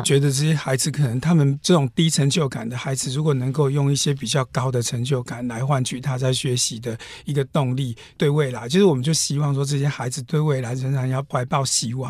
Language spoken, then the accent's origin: Chinese; Hualien County, Taiwan; 富里市其实我们花莲最南的一个乡镇